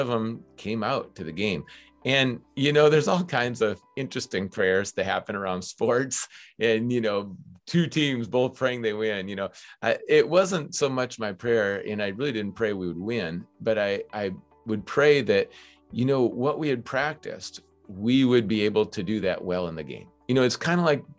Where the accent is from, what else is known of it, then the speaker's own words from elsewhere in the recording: Minnesota, United States; moved away as an adult; also born or lived in New Hampshire; Growing up in Minnesota